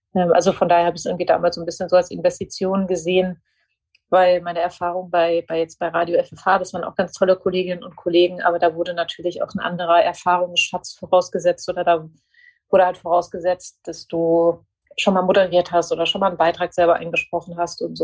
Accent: near Frankfurt, Hesse, Germany; moved away as an adult; also born or lived in Nuremberg / Munich; ich bin äh, aufgewachsen in der Nähe von Frankfurt

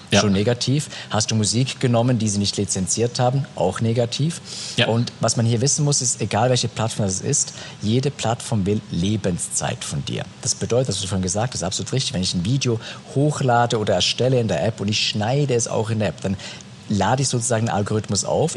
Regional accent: Switzerland; wächst du in der Schweiz auf, das sowieso dreisprachig ist

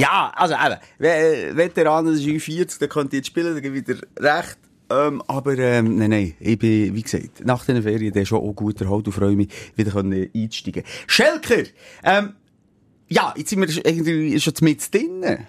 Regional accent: Switzerland; also born or lived in Bern; bei uns in der Schweiz

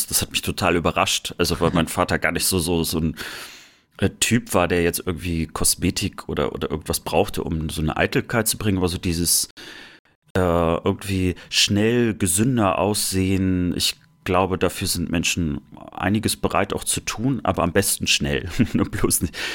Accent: Germany; ich habe ja meine Kindheit meistens im Sommer in der Sowjetunion verbracht, irgendwie so drei Monate und äh, dort war ich immer das blasse Kind aus der DDR.

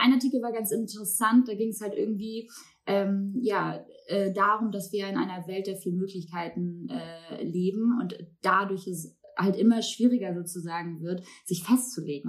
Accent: Baltic coast, Germany; now in Hamburg, Germany; bin ich ja auch irgendwie an der Ostsee groß geworden

